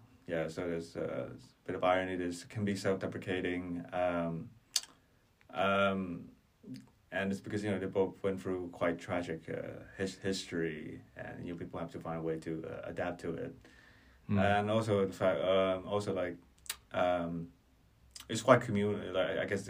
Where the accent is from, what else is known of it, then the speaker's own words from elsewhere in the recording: Vietnam; moved away as an adult; now in Dublin, Ireland; I'm from Vietnam. I've been living in Dublin for the last 3 years now